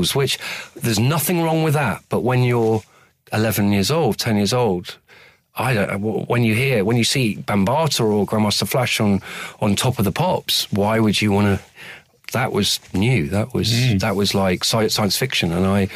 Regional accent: Oxford, South East England, United Kingdom; I grew up in Oxford, and so as a young child, my life was sort of spent going to the Ashmolean

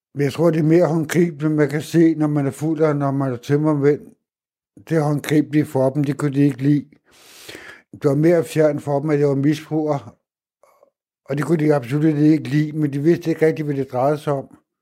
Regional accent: Hvidovre, Capital Region of Denmark, Denmark; moved away as an adult; now in Vildbjerg, Denmark; Jeg kommer ud fra Vøre i Hvidovre, og det er en ghetto

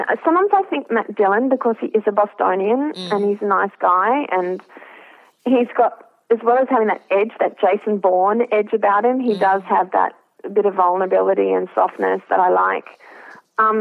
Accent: Australia; I'm an Australian who's worked in journalism

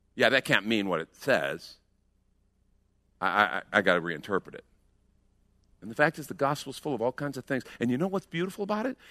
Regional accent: United States; We're American Christians

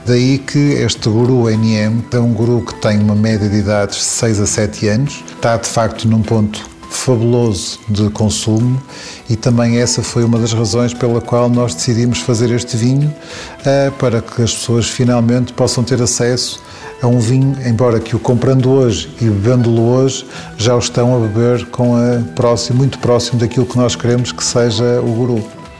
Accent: Sabrosa, Norte, Portugal; é onde eu cresci, no fundo em, em Fermentões, ou seja, perto de Sabrosa

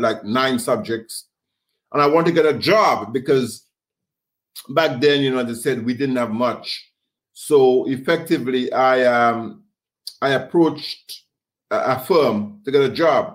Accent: Grenada; growing up in the Caribbean, we had a community extended spirit

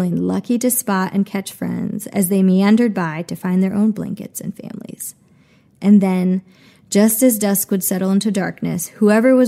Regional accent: Germantown, Wisconsin, United States; moved away; my hometown was big enough to get into trouble

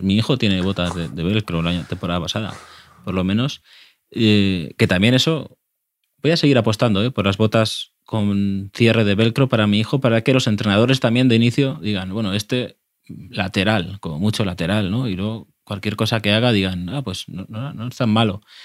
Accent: Castellón de la Plana, Valencian Community, Spain; como ciudadano cercano a Valencia, que soy de Castellón

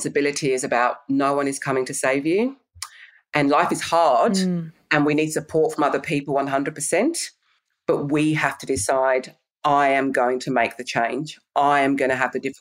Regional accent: England, United Kingdom; I'm English

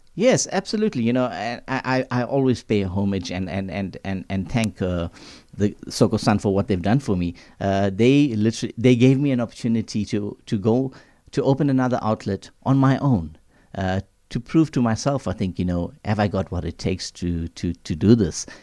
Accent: Durban, KwaZulu-Natal, South Africa; being of Indian origin, living in, uh, Durban

